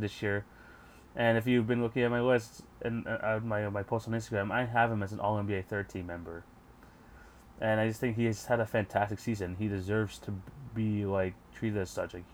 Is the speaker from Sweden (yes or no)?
no; Canada; also born or lived in Toronto; because I'm Canadian.